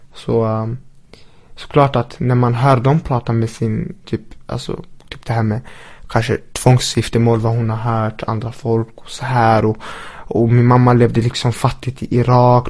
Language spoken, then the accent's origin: Swedish; Linköping, Östergötland, Sweden; vi som har växt upp här i Sverige